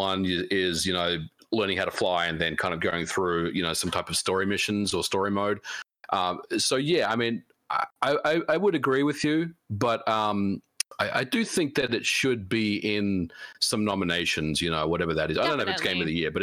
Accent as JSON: {"language": "English", "town": "Melbourne", "region": "Victoria", "country": "Australia", "tie": "born or raised there", "said": "I flew to Melbourne, you know, my hometown"}